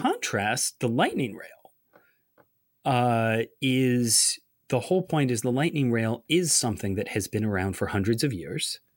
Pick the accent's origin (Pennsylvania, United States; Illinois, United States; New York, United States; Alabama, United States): New York, United States; Ithaca; moved away; visiting my, my hometown of, uh, Ithaca, New York